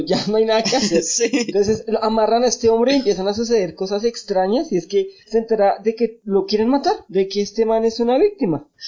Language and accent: Spanish; Bogotá, Colombia; los que somos de Bogotá